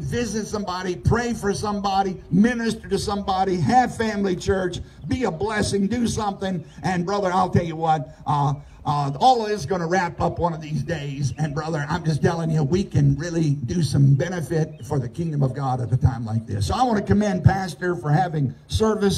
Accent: United States; where I grew up in Southside.

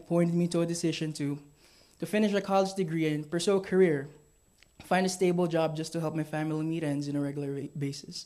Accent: Philippines; I am born and raised in the Philippines.

